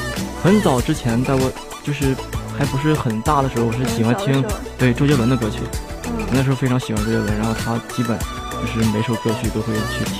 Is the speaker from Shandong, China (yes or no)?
yes; Tai'an, Shandong, China; 我家是山东泰安的。